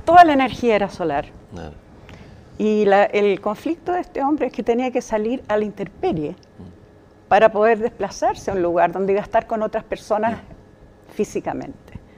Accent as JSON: {"language": "Spanish", "region": "Magallanes and Chilean Antarctica", "country": "Chile", "tie": "born or raised there", "also_born_or_lived": "Santiago, Chile", "moved": "yes", "said": "yo nací en Santiago. Pero a los cinco o seis años, mi papá, que había sido militar y capitán hasta ese momento, eh, como familia nos trasladamos porque él se fue a trabajar a ENAP Así que nos fuimos a Punta Arenas primero y después a Tierra del Fuego. Así que en, lo sustantivo yo diría, siempre he pensado que soy magallánica"}